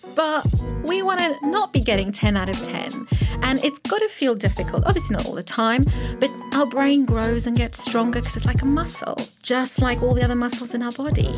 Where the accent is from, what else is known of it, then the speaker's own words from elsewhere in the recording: Pretoria, Gauteng, South Africa; accent: South African; first language Afrikaans; English is a second language; moved away as an adult; now in United Kingdom; Born in South Africa, Pretoria, um, nineteen eighty-two